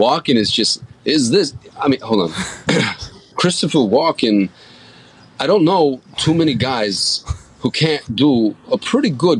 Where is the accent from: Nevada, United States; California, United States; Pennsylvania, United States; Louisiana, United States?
Nevada, United States; Reno; I grew up in Reno, Nevada